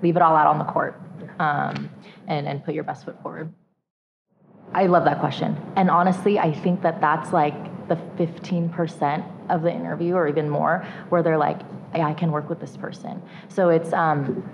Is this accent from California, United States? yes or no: yes; San Francisco, California, United States; I went to UC San Diego, born and raised in San Francisco. I'm first generation American